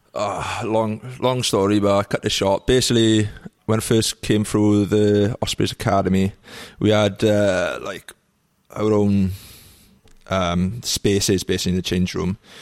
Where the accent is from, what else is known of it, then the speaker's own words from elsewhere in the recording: Trebanos, Wales, United Kingdom; Village, yeah. It's only like a, a mile long, really. Um, and in, in Welsh, it's called Trebanus